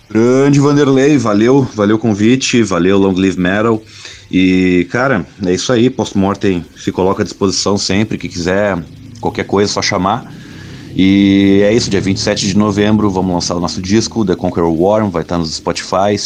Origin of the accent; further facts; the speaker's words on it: Bagé, Rio Grande do Sul, Brazil; lá em Bagé, na cidade onde eu nasci